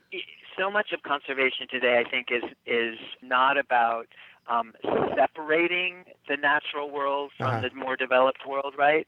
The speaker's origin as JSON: {"language": "English", "country": "United States", "also_born_or_lived": "Australia / New Zealand", "accent": "American", "said": "as an American with this accent"}